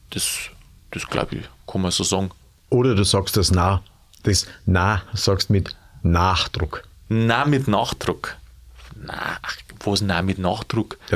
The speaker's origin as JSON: {"language": "German", "region": "Bavaria", "country": "Germany", "said": "Als Bayer kannst du sagen, na, go niemals nicht."}